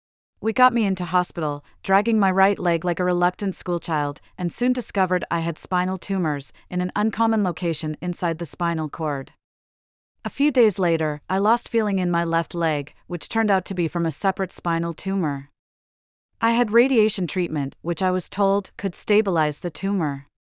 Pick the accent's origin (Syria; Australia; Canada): Australia; moved away as an adult; It's forced me to accept that I will, almost definitely, not see my home country, Australia, ever again. I've spent most of the past decade traveling abroad and far away from the antipodes